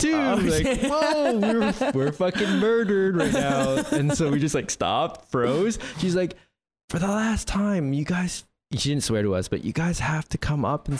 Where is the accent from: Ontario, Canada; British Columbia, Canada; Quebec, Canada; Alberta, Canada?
Ontario, Canada; Toronto; grew up in Toronto